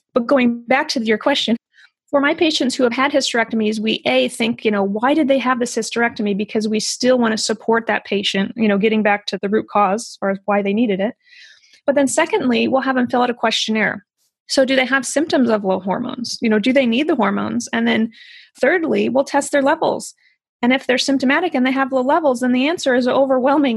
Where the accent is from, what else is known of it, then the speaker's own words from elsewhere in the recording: Midwest, United States; I grew up in the Midwest